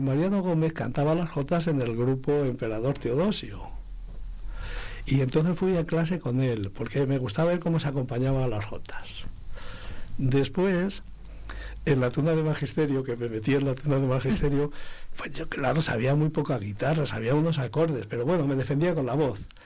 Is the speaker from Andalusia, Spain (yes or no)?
no; Abades, Castile and León, Spain; mi pueblo, que es Abades